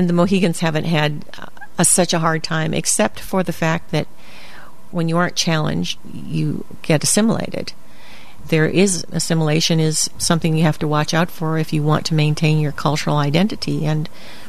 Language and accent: English; Hawaii, United States; moved away as an adult; also born or lived in North Dakota / Nigeria / Louisiana / Colorado; now in Uncasville, United States; I grew up in Hawaii